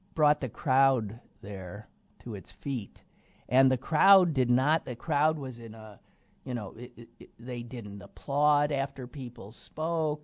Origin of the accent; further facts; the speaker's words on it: Green Bay, Wisconsin, United States; now in Pittsburgh, United States; my hometown of Green Bay Wisconsin